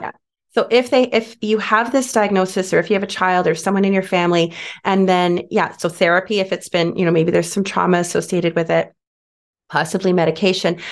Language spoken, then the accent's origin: English; Canada; now we're Canadian, so in Canada